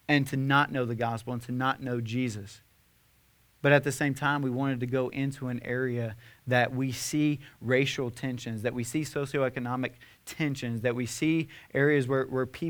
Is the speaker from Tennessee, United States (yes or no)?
yes; Nashville, Tennessee, United States; we're from the Bible Belt, Nashville, Tennessee